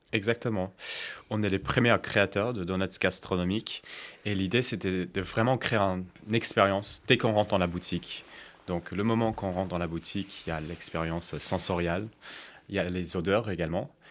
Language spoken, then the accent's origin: French; United States; moved away; pendant mon enfance, j'ai grandi aux États-Unis